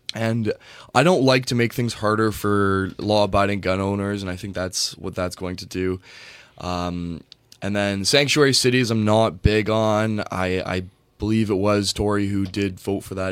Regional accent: Canada; I'm a Canadian

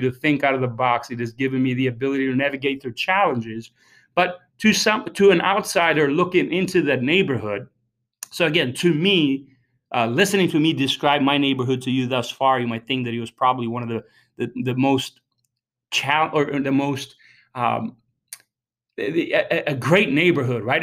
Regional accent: Albania; moved away; I was born and raised in Albania

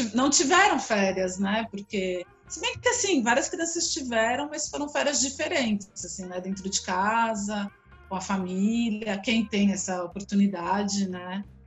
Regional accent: São Paulo, Brazil; eu sou de São Paulo, nasci, sou da Zona Oeste de São Paulo, é uma família grande, morava todo mundo no mesmo bairro

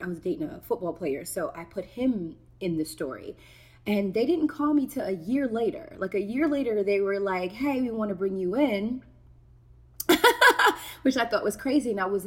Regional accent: New York City, New York, United States; moved away; also born or lived in Atlanta; I'm from New York, born and raised, Bronx, New York

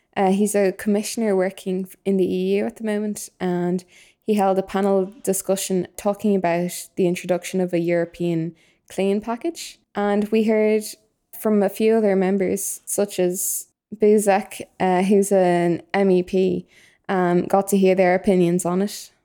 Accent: Dublin, Leinster, Ireland; I'm from Dublin

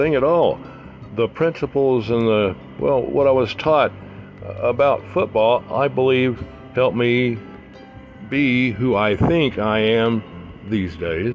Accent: Texas, United States; being native Texan

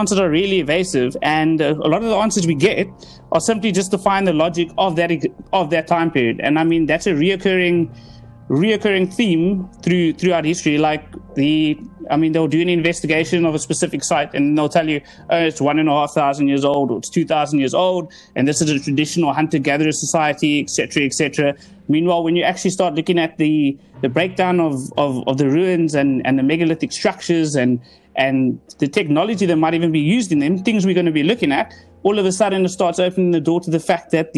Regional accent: Cape Town, Western Cape, South Africa; I'm originally from Cape Town, South Africa

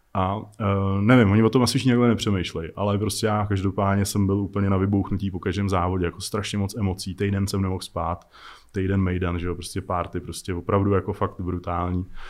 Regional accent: Czechia; my máme strašně dobrý piloty u nás jako v Čechách, jako strašní legendy, které jsou úplně jako neznámí jenom tím, že jsme Češi

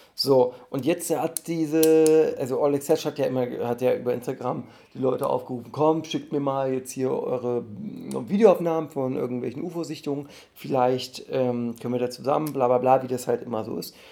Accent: Dessau, Saxony-Anhalt, Germany; now in Berlin, Germany; in meiner Heimatstadt Dessau

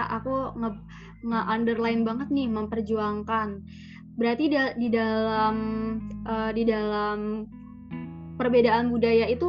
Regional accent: Sulawesi, Indonesia; meskipun Farha dari Manado, saya dari Sulawesi

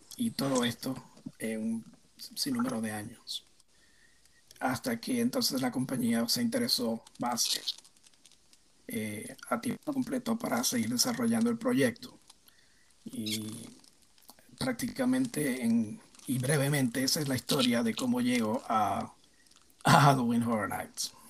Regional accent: Puerto Rico; yo nací en Puerto Rico y me crié en Puerto Rico

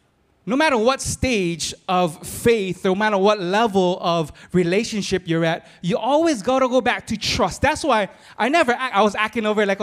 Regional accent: Philippines; I'm Filipino, but I'm married on Portuguese so that I can talk plenty.

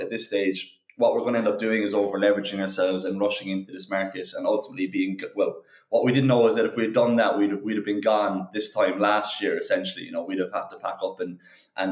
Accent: Cork, Munster, Ireland; we're all from Cork, we're all from Ireland

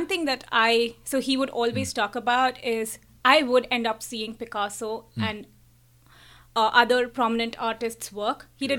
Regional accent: Kolkata, West Bengal, India; moved away; I'm from Calcutta, and I've done my schooling, learned a lot of art from the amazing teachers there.

